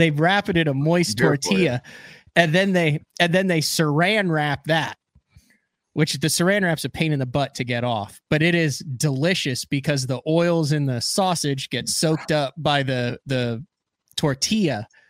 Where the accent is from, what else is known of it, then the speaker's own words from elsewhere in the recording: Illinois, United States; now in Oklahoma, United States; I'm a huge Casey's fan growing up in Illinois. They just put a Casey's in Shawnee, Oklahoma down the road.